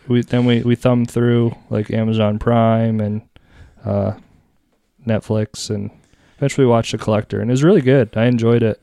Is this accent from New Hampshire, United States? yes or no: yes; New Hampshire, United States; also born or lived in Texas; I was from New Hampshire